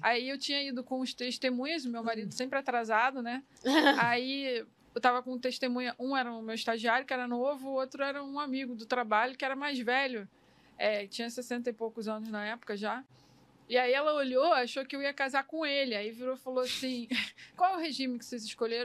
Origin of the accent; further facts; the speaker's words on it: Miguel Pereira, Rio de Janeiro, Brazil; lá na minha terra, lá em Miguel Pereira, que é o interior aqui do Rio